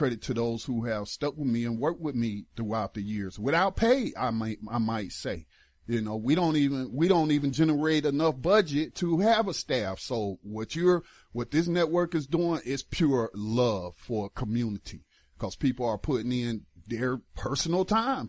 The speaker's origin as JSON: {"language": "English", "region": "North Carolina", "country": "United States", "tie": "born or raised there", "said": "my home state"}